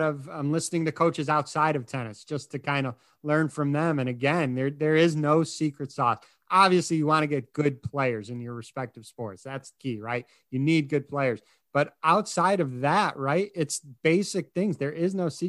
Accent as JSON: {"language": "English", "town": "Chicago", "region": "Illinois", "country": "United States", "said": "I'm from Chicago"}